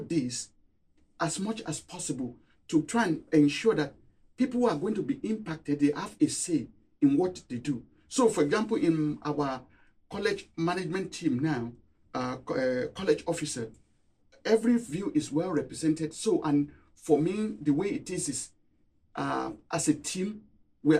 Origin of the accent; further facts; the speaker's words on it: Nigeria; moved away as an adult; also born or lived in Cambridge, United Kingdom / Singapore; now in Durham, United Kingdom; I grew up in Nigeria. I've spent 10 years in Cambridge, 20 years in Singapore.